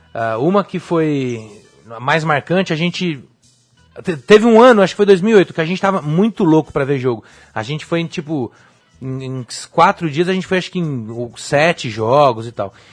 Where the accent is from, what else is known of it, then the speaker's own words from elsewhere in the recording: Brazil; sou brasileiro